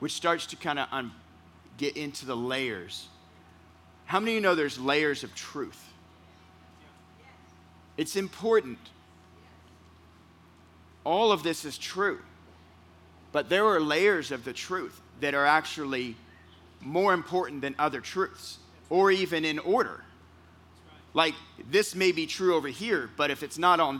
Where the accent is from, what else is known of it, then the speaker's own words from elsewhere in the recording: California, United States; I'm from California.